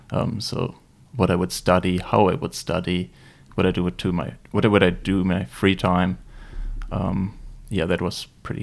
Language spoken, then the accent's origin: English; Germany; accent: German; English is a second language; moved away; I'm originally from Germany, as you might pretty easily hear from my accent.